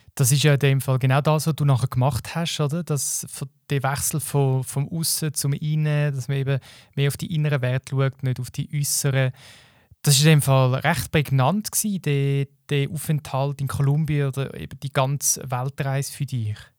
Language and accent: German; Switzerland; bei uns in der Schweiz.